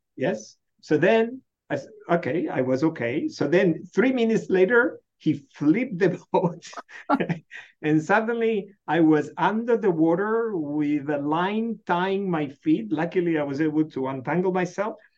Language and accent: English; Buenos Aires, Argentina; now in Michigan, United States; I was born in Buenos Aires.